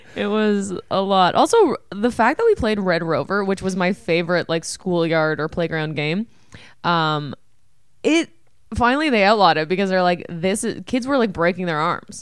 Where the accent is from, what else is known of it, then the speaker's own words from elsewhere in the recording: Ontario, Canada; where we grew up in Ontario